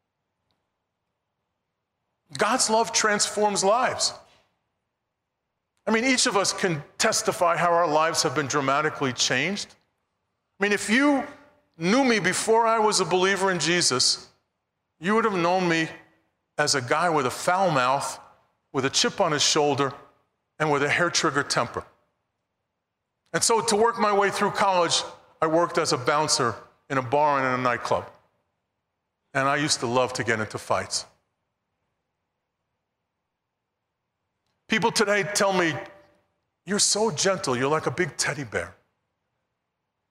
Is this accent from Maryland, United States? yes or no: no; New York City, New York, United States; growing up in Brooklyn, New York, there were really only two religions that were there